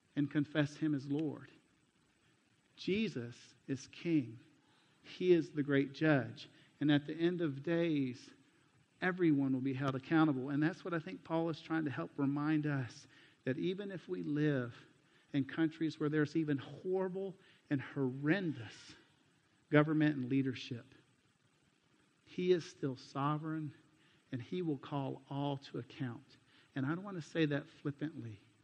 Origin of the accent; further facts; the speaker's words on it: United States; moved away; also born or lived in Mexico; my home country